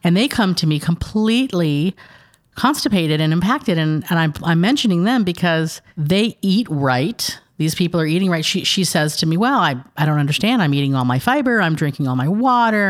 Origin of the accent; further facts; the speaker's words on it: San Diego, California, United States; moved away as an adult; also born or lived in Fentress County, Tennessee; now in Cookeville, United States; We're originally from San Diego